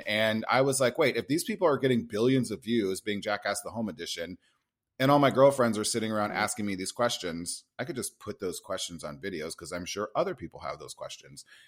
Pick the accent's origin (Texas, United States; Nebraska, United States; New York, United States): Nebraska, United States; moved away; I grew up in Nebraska.